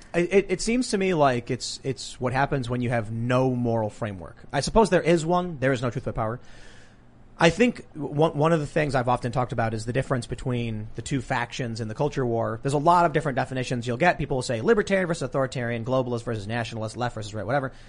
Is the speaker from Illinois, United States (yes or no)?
yes; Chicago, Illinois, United States; I'm a high school dropout from the South Side of Chicago and I'm from a mixed race family